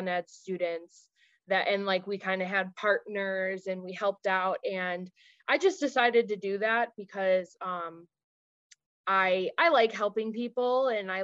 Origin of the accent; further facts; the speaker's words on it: near Chicago, Illinois, United States; I grew up near Chicago, like in the south suburbs.